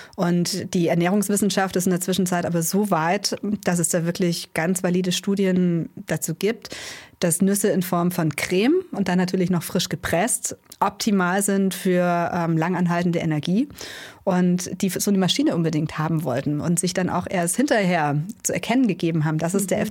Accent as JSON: {"language": "German", "area": "Allgäu", "region": "Bavaria", "country": "Germany", "tie": "born or raised there", "said": "Wir sind gebürtig aus dem Allgäu"}